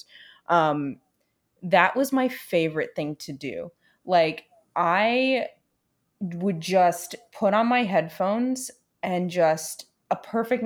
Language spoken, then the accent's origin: English; New York City, New York, United States; now in Los Angeles, United States; come home, bring my girlfriend to New York